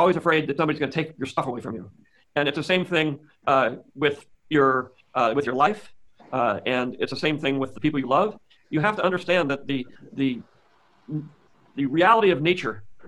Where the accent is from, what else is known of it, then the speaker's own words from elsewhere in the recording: San Francisco, California, United States; I'm from California. I'm from San Francisco